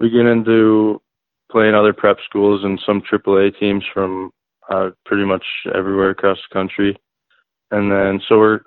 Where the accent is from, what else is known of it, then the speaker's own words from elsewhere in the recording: Grand Forks, North Dakota, United States; also born or lived in Lincoln, Nebraska; I'm from Grand Forks, North Dakota. Actually, I was born in Lincoln, Nebraska, and I lived there for like 2 years, and then we moved up to Grand Forks, and I've been there ever since.